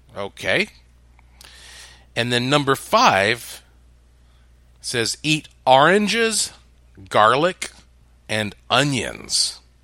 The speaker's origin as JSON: {"language": "English", "area": "the Bible Belt", "region": "the South", "country": "United States", "tie": "born or raised there", "said": "I was raised up in the Bible Belt as a Southern Baptist"}